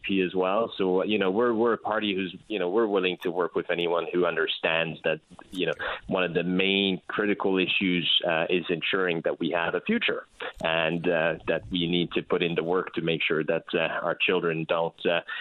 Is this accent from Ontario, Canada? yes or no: no; Quebec, Canada; as you can probably hear, you know, with my accent, I'm from Quebec